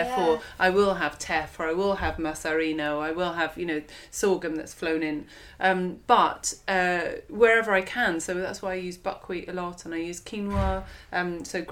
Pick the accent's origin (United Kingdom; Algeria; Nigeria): United Kingdom; near Monkton Wyld / River Cottage, South West England; moved away; also born or lived in London; I grew up down here. The commune was quite close to Monkton Wild, was quite close to River Cottage.